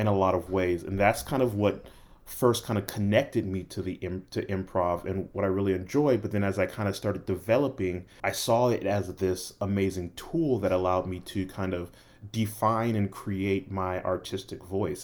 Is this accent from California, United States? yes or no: yes; Los Angeles, California, United States; moved away; also born or lived in Tulsa, Oklahoma / Atlanta; I was born and raised in Los Angeles, then moved to Tulsa for two years and then came to Atlanta